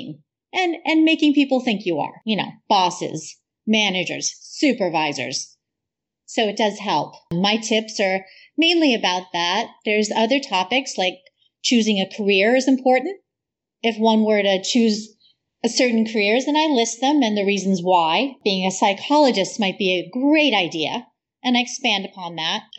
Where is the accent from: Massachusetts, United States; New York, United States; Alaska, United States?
Massachusetts, United States; I grew up in Massachusetts.